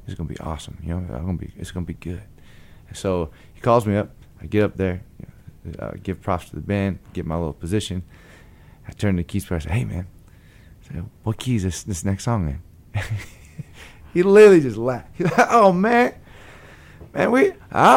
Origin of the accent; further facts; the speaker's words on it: Long Beach, California, United States; moved away; also born or lived in Tucson, Arizona; Long Beach, California